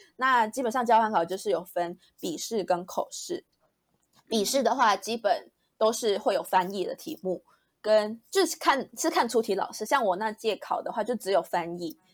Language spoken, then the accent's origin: Chinese; Malaysia; moved away as an adult; 我是马来西亚人